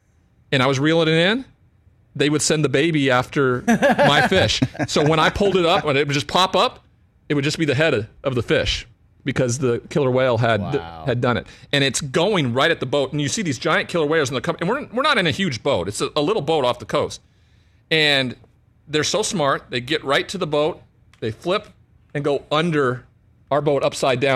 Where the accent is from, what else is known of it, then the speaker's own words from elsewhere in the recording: Montana, United States; moved away; I grew up in Montana, so I'm a rivers run through it